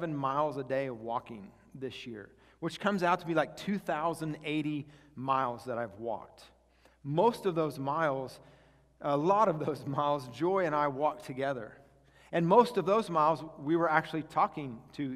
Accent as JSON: {"language": "English", "region": "Kansas", "country": "United States", "tie": "born or raised there", "said": "I grew up mostly in Kansas"}